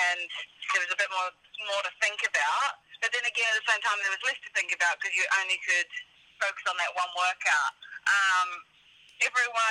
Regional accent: New Zealand; moved away; I grew up in New Zealand

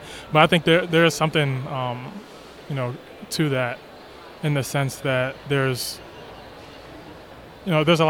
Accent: New York, United States; I'm from New York

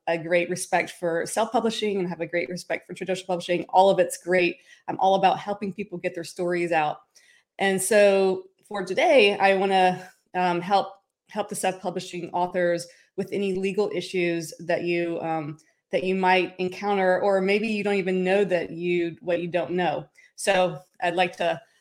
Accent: Tennessee, United States; moved away as an adult; also born or lived in Nashville, Tennessee; now in Los Angeles, United States; I'm originally from Tennessee and I got my start in Tennessee in Music City, USA. That's where I'm originally from.

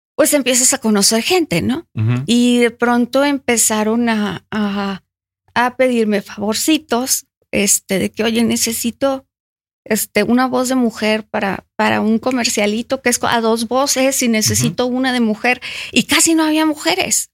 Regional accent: Monterrey, Nuevo León, Mexico; nací en Monterrey, soy 100% regiomontana

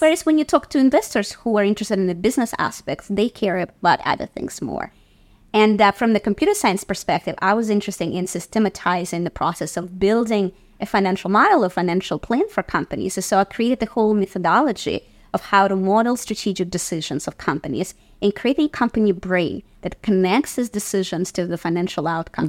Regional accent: Saint Petersburg, Russia; now in New York City, United States; growing up in Russia in the professional theater

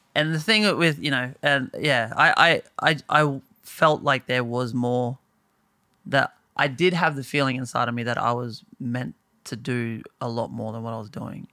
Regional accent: Bowen, Queensland, Australia; moved away as an adult; now in Brisbane, Australia; I moved initially from Bowen to Brisbane

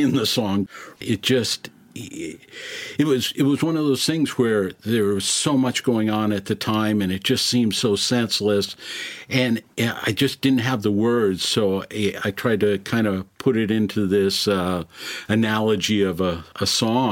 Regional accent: Minneapolis, Minnesota, United States; growing up in Minneapolis

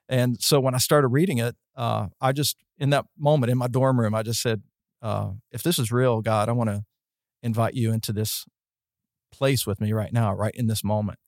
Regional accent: West Virginia, United States; moved away as an adult; also born or lived in Florida; I was from West Virginia

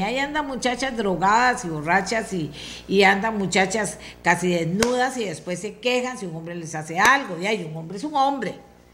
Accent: Costa Rica; todos como comunidad costarricense

